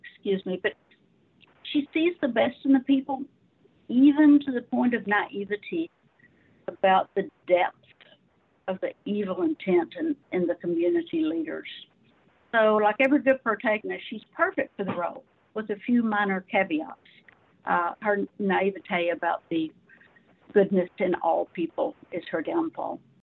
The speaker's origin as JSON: {"language": "English", "region": "Arkansas", "country": "United States", "tie": "born or raised there", "said": "I was raised in the South. I'm a Southern girl."}